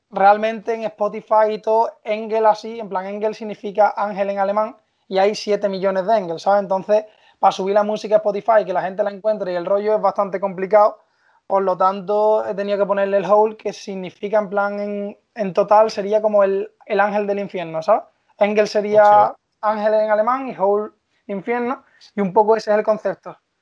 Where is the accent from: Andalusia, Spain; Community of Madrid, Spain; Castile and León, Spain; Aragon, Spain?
Andalusia, Spain; Seville; yo soy de Sevilla